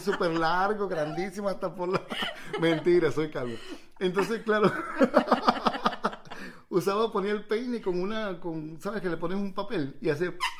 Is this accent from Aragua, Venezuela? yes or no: yes; Villa de Cura, Aragua, Venezuela; moved away as an adult; also born or lived in Peru; yo soy villacurano, yo, no soy peruano, nací pero yo soy villacurano, ese es mi pueblo